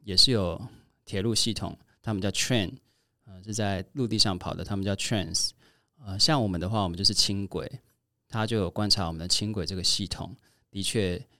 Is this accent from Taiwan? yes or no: yes; Kaohsiung, Taiwan; 因为我是高雄人